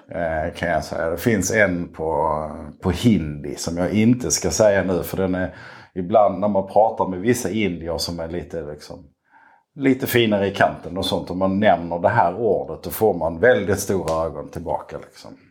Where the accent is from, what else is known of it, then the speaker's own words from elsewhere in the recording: Skåne, Sweden; also born or lived in Malmö; now in Lomma, Sweden; jag är skåning